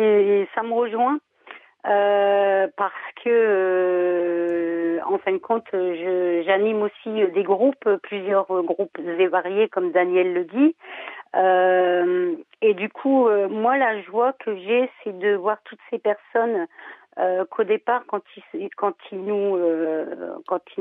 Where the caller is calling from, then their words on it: Lille, Hauts-de-France, France; Je suis de Lille.